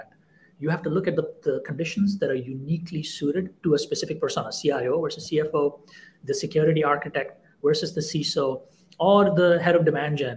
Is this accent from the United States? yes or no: no; India; moved away; I grew up in India in the 80s and 90s